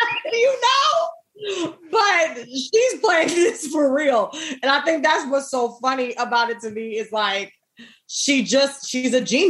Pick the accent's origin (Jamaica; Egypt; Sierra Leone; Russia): Jamaica; I'm Jamaican.